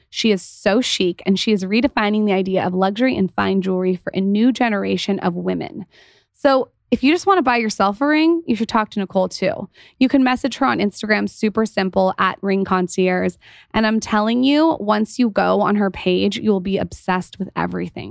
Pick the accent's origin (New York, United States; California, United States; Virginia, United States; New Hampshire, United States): California, United States; San Diego; also born or lived in Los Angeles; we're from San Diego